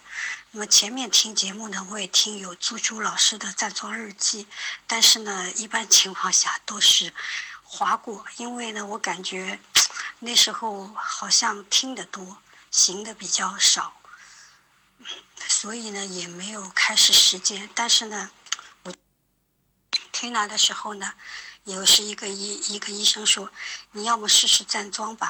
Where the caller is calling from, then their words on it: Shanghai, China; 我是来自上海的一位听友